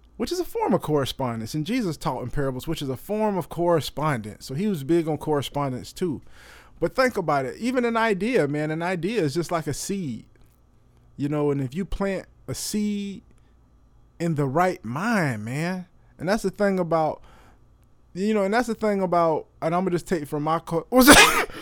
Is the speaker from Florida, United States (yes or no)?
yes; Florida, United States; I'm from Florida.